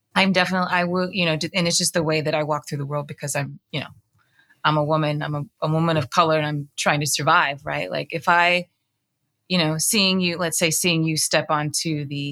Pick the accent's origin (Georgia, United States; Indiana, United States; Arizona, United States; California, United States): Arizona, United States; being Black, Filipino, growing up in Arizona